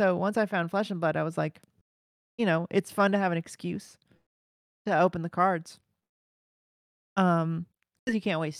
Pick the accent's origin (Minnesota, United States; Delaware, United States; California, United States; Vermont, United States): California, United States; Los Angeles; now in New York City, United States; Los Angeles.